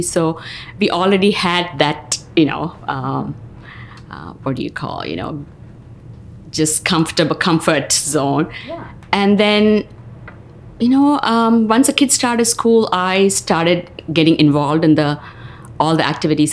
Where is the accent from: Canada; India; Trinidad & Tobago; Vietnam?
India; South India; moved away as an adult; also born or lived in New York; now in Marion, United States; I was born and raised in India, southern part of India, and schooling, college, everything there